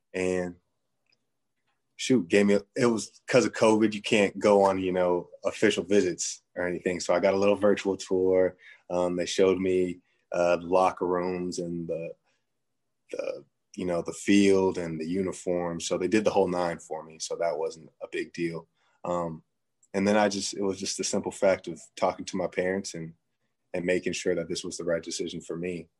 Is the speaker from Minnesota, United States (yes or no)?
no; San Jose, California, United States; moved away as an adult; my hometown, San Jose